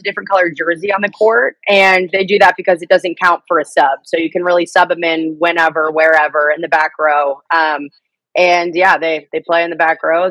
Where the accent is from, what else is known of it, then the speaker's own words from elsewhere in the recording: Bloomington, Indiana, United States; I'm from Bloomington, Indiana, which is where Indiana University is. So I grew up in a massive college town